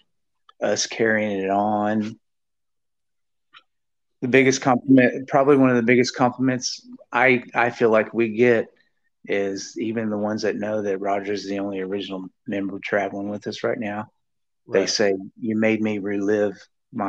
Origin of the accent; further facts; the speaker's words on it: St. Joseph, Missouri, United States; I'm from St. Joe, Missouri